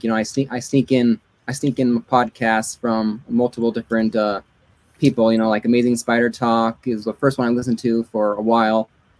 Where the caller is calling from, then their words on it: Monte Vista, Colorado, United States; Monta Vista, Colorado.